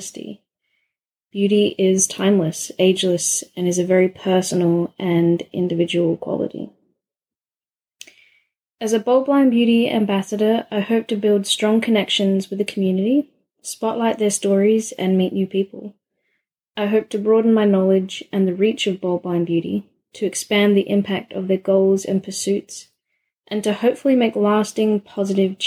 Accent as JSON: {"language": "English", "town": "Adelaide", "region": "South Australia", "country": "Australia", "said": "I'm from Adelaide, South Australia"}